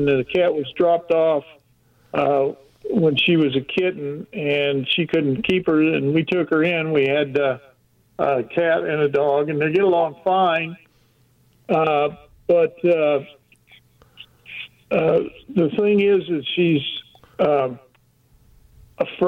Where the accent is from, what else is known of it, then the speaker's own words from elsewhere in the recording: Oklahoma, United States; now in Plattsburgh, United States; originally from Oklahoma.